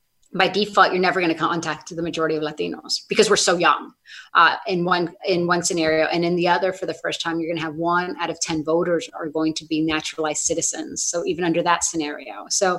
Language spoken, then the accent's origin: English; Sonoma, California, United States; I am from Sonoma. I grew up with you all